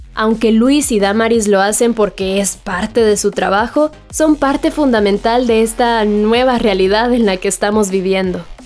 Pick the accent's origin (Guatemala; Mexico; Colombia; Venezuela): Guatemala; Chiquimula; soy del departamento de Chiquimula